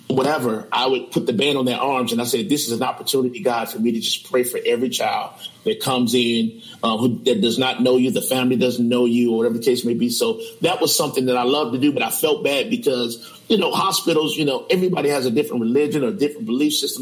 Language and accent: English; Chicago, Illinois, United States; born and raised in Chicago all of my life, um, 44 years.